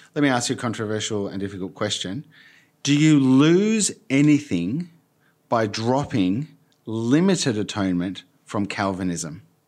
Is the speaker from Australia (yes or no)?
no; Argentina; moved away; I grew up in Argentina and worked there and as an adult as well